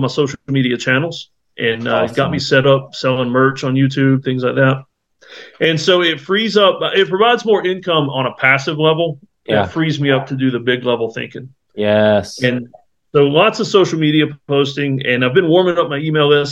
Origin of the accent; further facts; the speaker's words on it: Myrtle Beach, South Carolina, United States; moved away; I grew up in Myrtle Beach, South Carolina